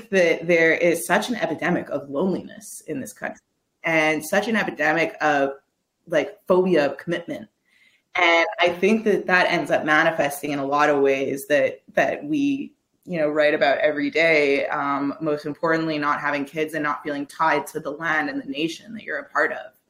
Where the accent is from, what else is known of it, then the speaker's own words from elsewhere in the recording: Quebec, Canada; I'm from Quebec